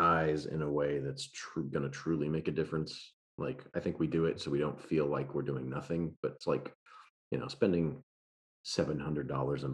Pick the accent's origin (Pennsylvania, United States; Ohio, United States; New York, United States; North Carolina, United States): New York, United States; now in Austin, United States; I'm from New York